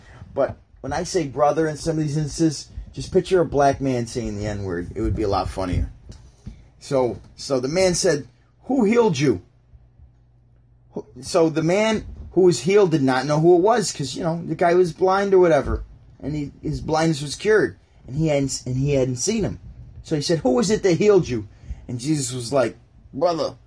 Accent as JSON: {"language": "English", "town": "Syracuse", "region": "New York", "country": "United States", "also_born_or_lived": "Burlington, Ontario / St. Catharines, Ontario", "said": "I'm from Syracuse, New York"}